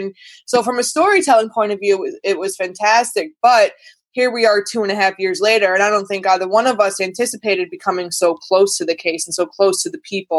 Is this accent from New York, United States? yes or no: yes; New York, United States; moved away as an adult; now in Ireland; I'm from New York originally, but I've been living in Ireland for the past 8 years, but I'm currently in New York with family, so I'm all over the place.